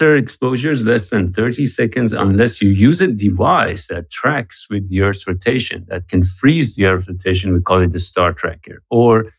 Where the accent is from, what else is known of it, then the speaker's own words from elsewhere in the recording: Tehran, Tehran Province, Iran; now in United States; I'm originally from Iran, from Tehran. I'm Iranian-American